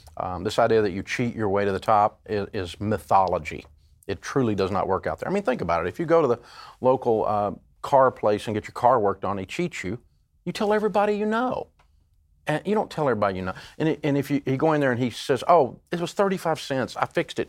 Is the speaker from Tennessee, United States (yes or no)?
yes; Tennessee, United States; I grew up in Tennessee, and, uh, we're a hillbilly